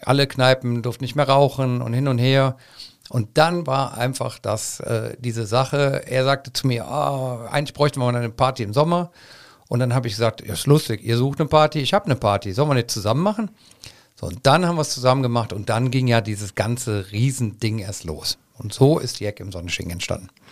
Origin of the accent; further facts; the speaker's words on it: Cologne, North Rhine-Westphalia, Germany; ich bin auf der Luxemburger Straße groß geworden